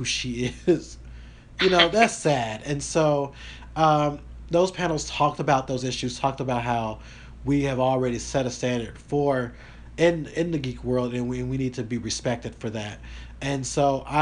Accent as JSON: {"language": "English", "region": "the South", "country": "United States", "said": "I am from the South."}